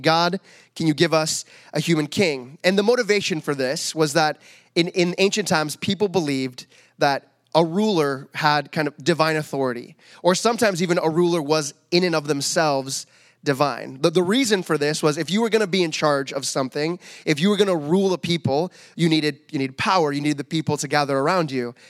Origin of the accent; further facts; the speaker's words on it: Medford, Oregon, United States; moved away; I grew up in the States